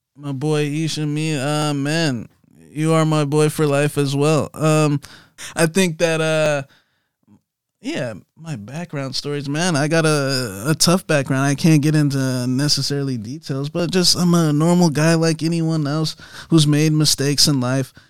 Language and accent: English; Atlanta, Georgia, United States; also born or lived in Texas; I was actually born in Texas at first, but we only lived there till I was maybe, like, five, and then we moved to the, to the great city of, uh, of Atlanta, Georgia, and we've been here ever since.